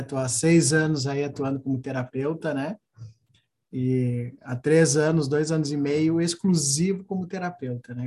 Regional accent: Alegrete, Rio Grande do Sul, Brazil; moved away; eu sou gaúcho, né? do Alegrete, então sou da fronteira oeste

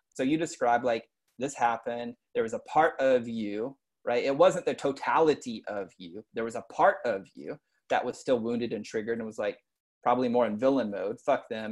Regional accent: East Texas, United States; I grew up in like in East Texas, redneck

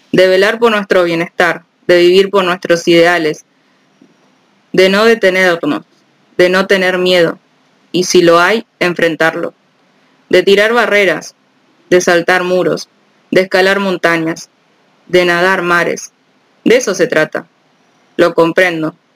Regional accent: Pénjamo, Guanajuato, Mexico; born there; Tengo, tengo 26 años. Nací en Pénjamo, Guanajuato, México. Soy periodista y ya no quiero callar.

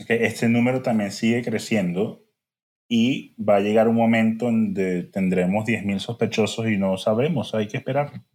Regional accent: Venezuela; como buen venezolano

